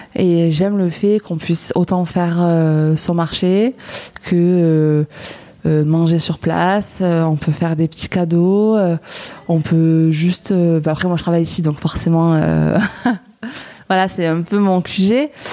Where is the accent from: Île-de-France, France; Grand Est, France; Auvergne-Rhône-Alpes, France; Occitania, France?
Occitania, France; Lourdes; moved away as an adult; also born or lived in Nîmes; now in Marseille, France; je viens de Lourdes, dans les Hautes-Pyrénées